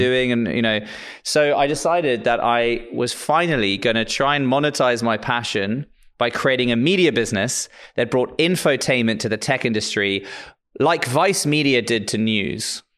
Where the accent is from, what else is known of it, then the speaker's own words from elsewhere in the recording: South Africa; moved away; also born or lived in Lisbon; I'm actually South African